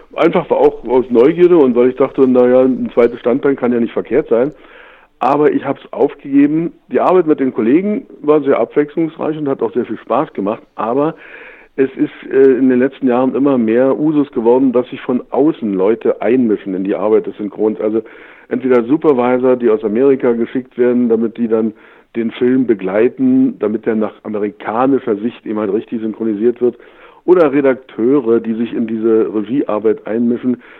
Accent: Germany; geboren bin ich in der DDR

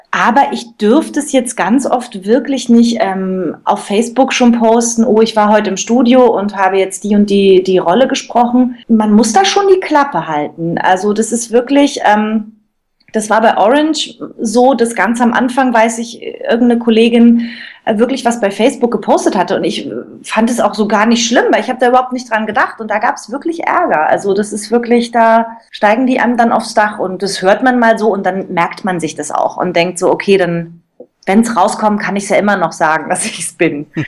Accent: Cottbus, Brandenburg, Germany; also ich komme aus Cottbus, so ein Brandenburger Mädel, und habe ganz früh in Cottbus schon angefangen ähm, zu singen und war im Cottbuser Kindermusical.

